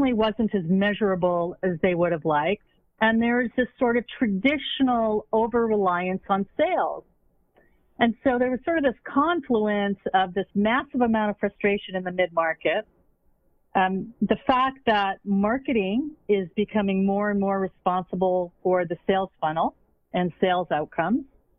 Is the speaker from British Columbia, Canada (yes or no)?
no; Montreal, Quebec, Canada; I grew up in Montreal.